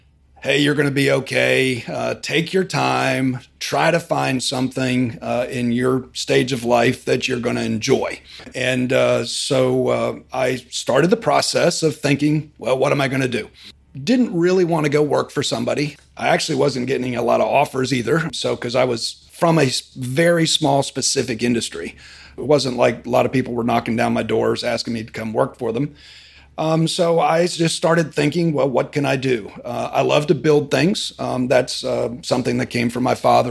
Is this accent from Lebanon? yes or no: no; Frederick, Maryland, United States; now in Birmingham, United States; I grew up in Maryland, outside the Washington, D.C. area, Frederick area.